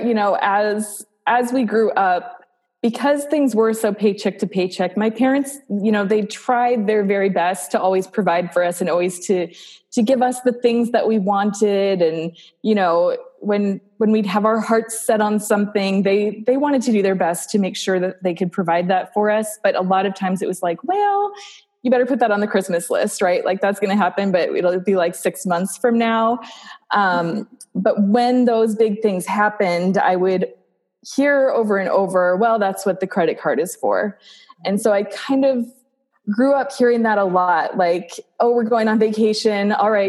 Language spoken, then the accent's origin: English; South Dakota, United States; also born or lived in Nebraska; I grew up in South Dakota. So I'm a Midwest girl through and through, born in South Dakota.